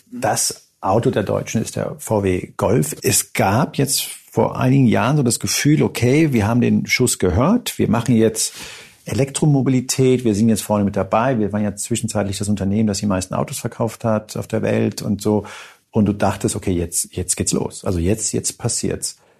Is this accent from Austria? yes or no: no; Spain; moved away; ich bin gebürtiger Spanier